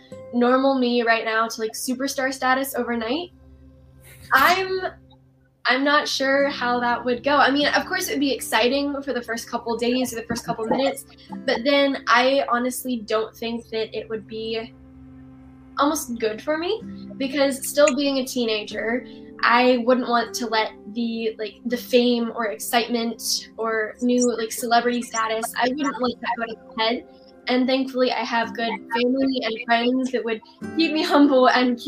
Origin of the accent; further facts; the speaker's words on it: Texas, United States; my hometown in Texas.